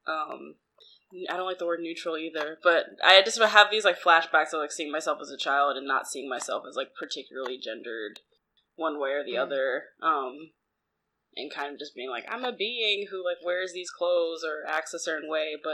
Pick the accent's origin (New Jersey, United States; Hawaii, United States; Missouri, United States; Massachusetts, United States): New Jersey, United States; I'm from South Jersey.